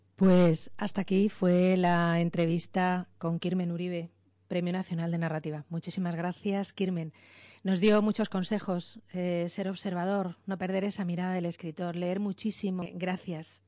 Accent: Spain; a la mayoría de los españoles, ¿no? Nos gustaría

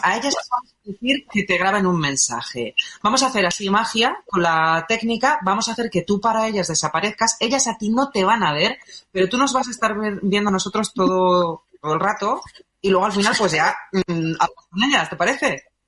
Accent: Málaga, Andalusia, Spain; Como malagueña que soy.

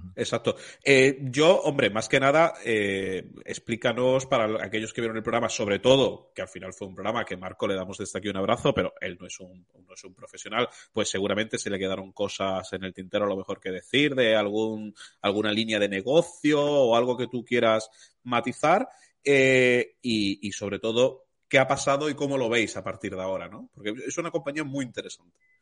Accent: Málaga, Andalusia, Spain; yo soy de Málaga

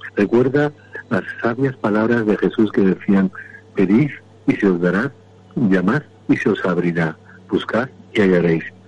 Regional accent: Andalusia, Spain; soy andaluz

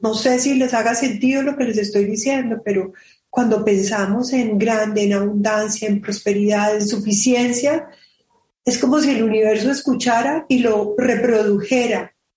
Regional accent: Colombia

